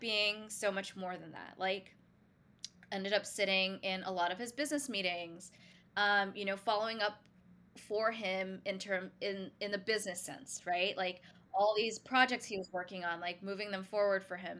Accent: Singapore; now in New York City, United States; originally, I grew up in Singapore, s, but I consider myself a New Yorker now as well

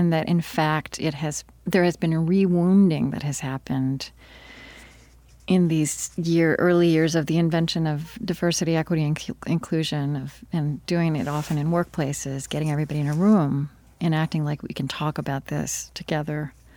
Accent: Oklahoma, United States; I grew up in Oklahoma

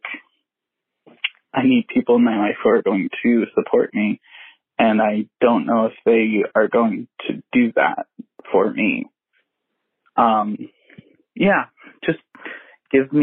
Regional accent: Long Island, New York, United States; I am from Long Island, a very conservative place

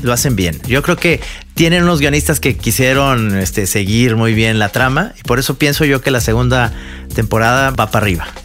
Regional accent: Mexico; como mexicano

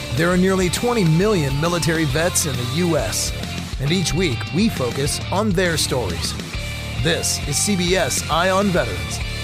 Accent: Maryland, United States; my home state of Maryland

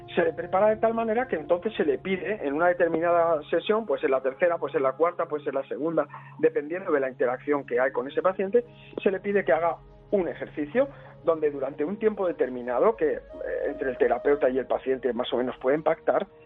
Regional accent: Spain; en mi infancia en España, cuando tenía 13 o 14 años

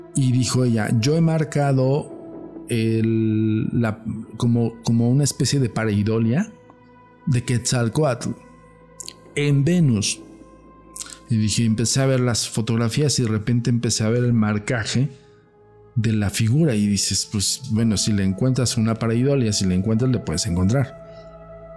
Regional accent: Mexico; yo no hablo inglés, yo hablo totonaca, cabrón, soy mexicano

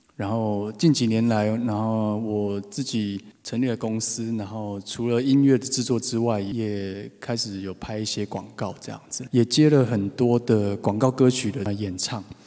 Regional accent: Taipei, Taiwan; 又是台北小孩，台北已经很难，然后就其实身边有很少人在讲台语

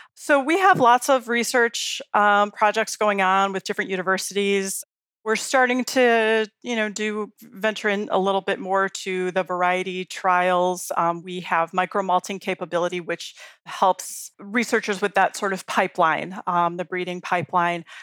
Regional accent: Chicago, Illinois, United States; now in Colorado, United States; I grew up in Chicago

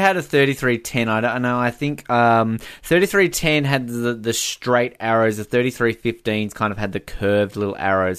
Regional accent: Hobart, Tasmania, Australia; I'm from Hobart.

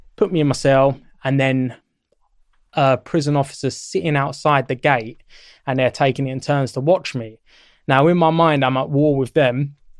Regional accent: Sutton, London, United Kingdom; where I grew up in Sutton is Surrey, but it's still the London borough of Sutton, and it basically borders southwest London

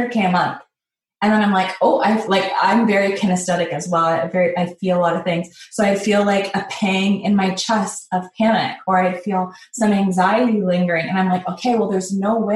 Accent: Canada; I grew up in Canada here in this city.

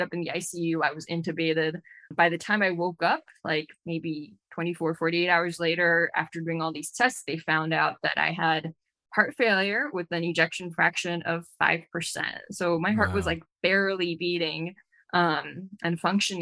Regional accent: Glendale, California, United States; I'm originally from Glendale, California, here

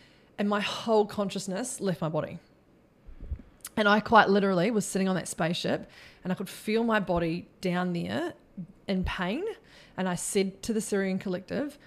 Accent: New Zealand; also born or lived in Queensland; now in Australia; I'm just a Kiwi chick from New Zealand that grew up on a farm

